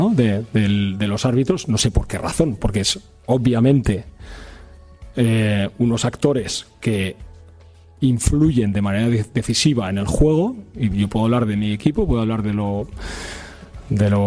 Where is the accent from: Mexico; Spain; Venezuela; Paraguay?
Spain; Catalonia; soy catalán, soy culé